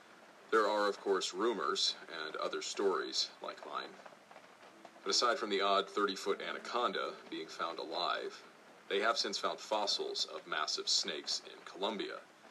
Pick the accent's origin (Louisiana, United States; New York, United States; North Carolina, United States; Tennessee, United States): Tennessee, United States; I was transferred to Fort Campbell in Kentucky, which happened to be very near my hometown in Tennessee.